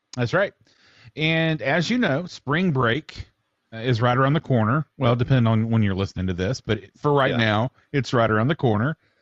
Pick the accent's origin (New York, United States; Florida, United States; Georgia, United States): Georgia, United States; North; we we grew up in North Georgia where small towns are king